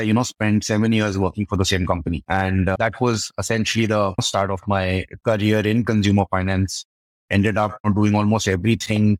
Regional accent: Delhi, India; I grew up in Delhi.

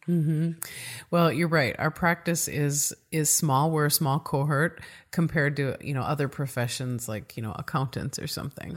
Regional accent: Midwest, United States; accent: Midwest; my Midwest accent

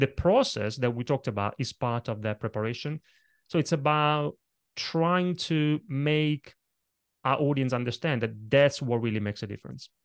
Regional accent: Italy; now in London, United Kingdom; when I was a little kid growing up in Italy

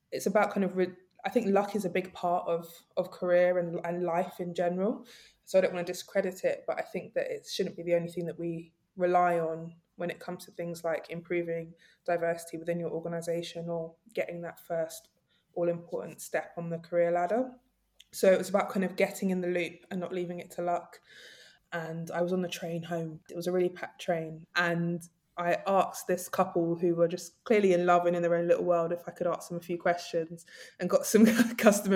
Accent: London, United Kingdom; I grew up in Nunhead, Peckham, South London.

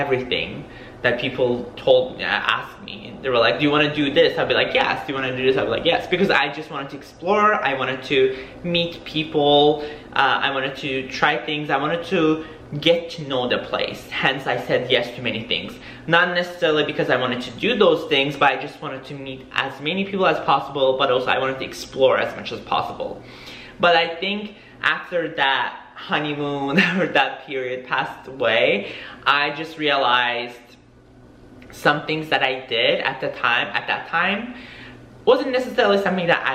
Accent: New York, United States; now in Miami, United States; I'm from New York, so I am not a native person who lives in Miami.

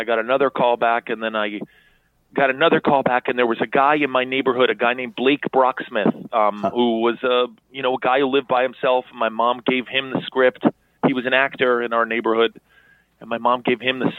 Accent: New York City, New York, United States; I grew up in Chelsea, New York

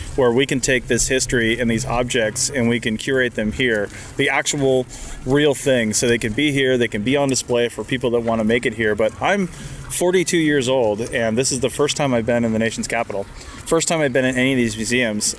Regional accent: West Coast, United States; growing up on the West Coast

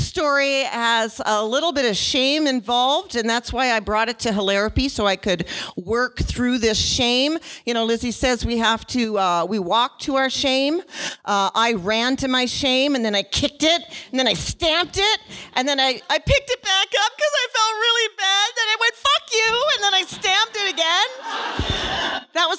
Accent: Nova Scotia, Canada; I was born in Nova Scotia

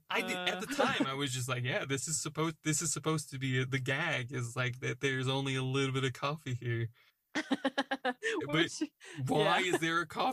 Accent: United States; now in United Kingdom; I'm American but, in an English culture.

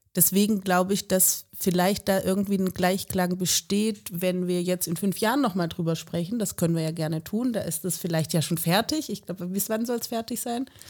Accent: Southern Germany, Germany; moved away as an adult; also born or lived in Freiburg; now in Leipzig, Germany; Ich komme ja aus Süddeutschland, also das Süddeutsche Land

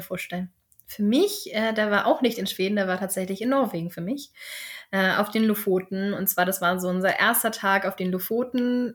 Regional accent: Germany; moved away as an adult; now in Sweden; wir sind ja gerne Deutsche

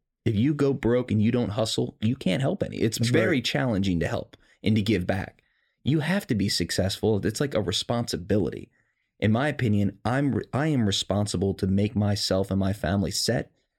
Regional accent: Maryland, United States; This is not something you brag about at school when everyone else, I came from Howard County. It's a wealthy area.

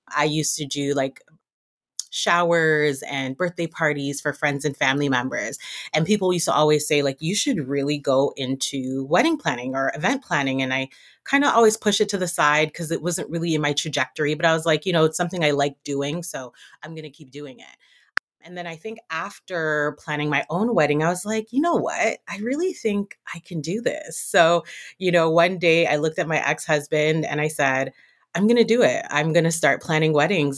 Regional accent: Toronto, Ontario, Canada; now in Montreal, Canada; I'm born and raised in Toronto, though, from Jamaican background

